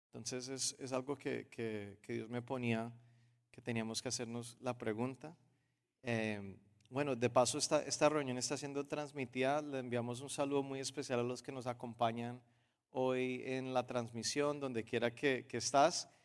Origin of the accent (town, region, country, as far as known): Colombia